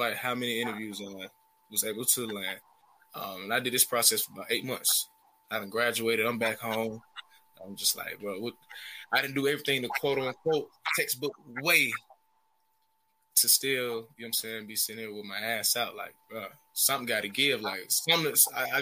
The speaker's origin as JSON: {"language": "English", "town": "Smyrna", "region": "Georgia", "country": "United States", "also_born_or_lived": "China", "said": "I'm from Smyrna specifically"}